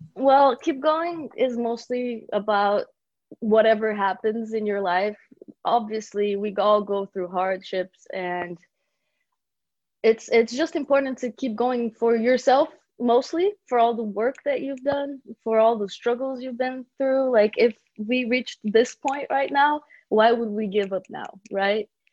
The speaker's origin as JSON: {"language": "English", "country": "Brazil", "tie": "born or raised there", "also_born_or_lived": "Bulgaria", "moved": "as an adult", "lives_now": "Los Angeles, United States", "said": "I was born in Bulgaria and then I moved to Brazil when I was a kid, four years old. I was raised there."}